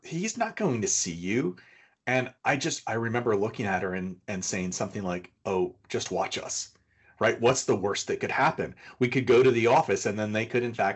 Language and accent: English; Northern New York, United States; I'm from Northern New York. So we had to take a bus and it was an overnight trip, and and I come from a farming community